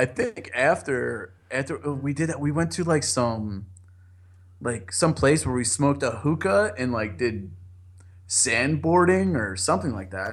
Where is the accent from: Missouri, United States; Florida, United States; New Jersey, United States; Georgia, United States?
New Jersey, United States; I'm from Jersey